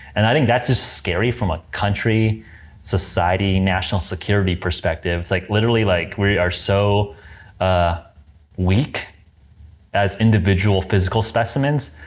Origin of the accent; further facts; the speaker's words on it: Southern California, United States; I grew up in Southern California